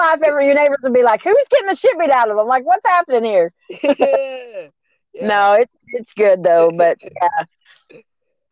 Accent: Garland, Texas, United States; I'm from Garland, Texas

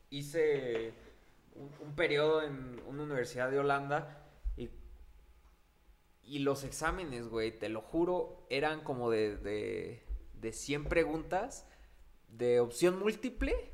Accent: Mexico; O sea, es gente que aquí, como mexicanos, eh, allá los trabajos son mejor remunerados.

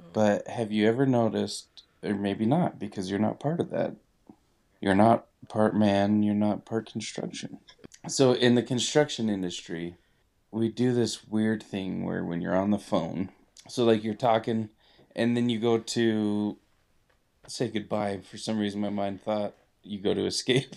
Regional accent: Utah, United States; now in Idaho, United States; we come from Utah

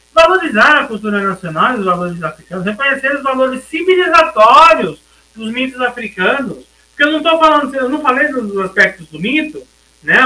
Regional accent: Brazil; a gente se sentir no nosso país como brasileiros

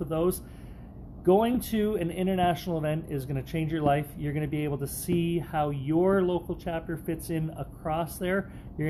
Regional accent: Canada; my home country of Canada

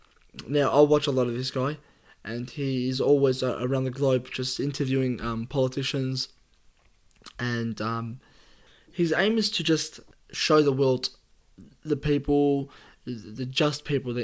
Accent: Australia; Appreciate being Aussie.

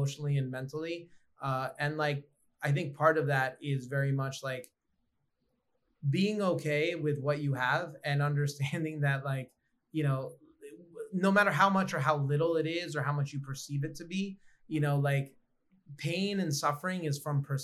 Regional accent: New York, United States; Growing up in New York

